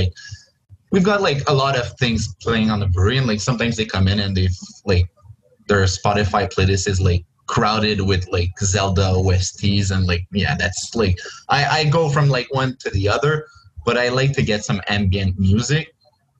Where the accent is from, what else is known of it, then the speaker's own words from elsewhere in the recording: Joliette, Quebec, Canada; I'm from Joliette